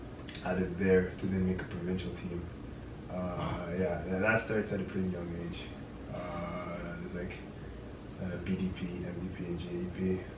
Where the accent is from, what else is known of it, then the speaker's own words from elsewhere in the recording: Sudbury, Ontario, Canada; I'm from Sudbury.